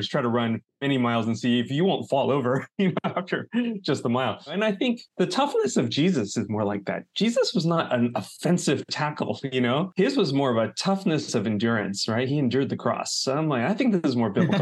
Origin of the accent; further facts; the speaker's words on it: United States; my heritage of being Chinese American, of having two cultures